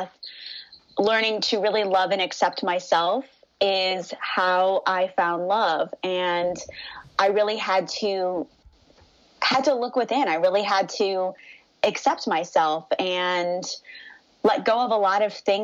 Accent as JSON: {"language": "English", "town": "Cleveland", "region": "Ohio", "country": "United States", "moved": "as an adult", "lives_now": "Los Angeles, United States", "said": "I'm originally from Cleveland, Ohio"}